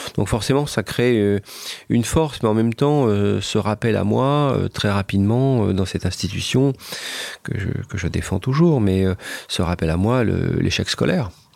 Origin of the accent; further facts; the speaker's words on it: France; also born or lived in Japan; je sais que je suis un Français